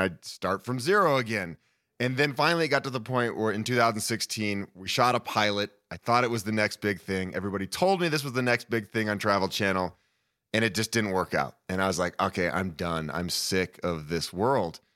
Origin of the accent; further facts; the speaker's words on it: Boulder, Colorado, United States; also born or lived in Honduras; I'm born and raised in Boulder, Colorado. I've lived here most of my life.